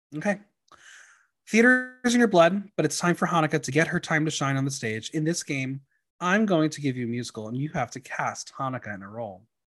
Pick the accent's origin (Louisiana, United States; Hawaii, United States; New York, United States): New York, United States; New York area, United States; I'm from the New York area